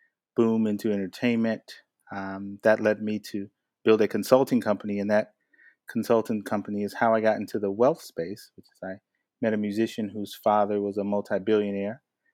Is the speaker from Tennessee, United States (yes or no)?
no; Atlanta, Georgia, United States; moved away as an adult; now in Los Angeles, United States; I am a Atlantan that's been in Los Angeles for the past 23 years pursuing a career in the entertainment business.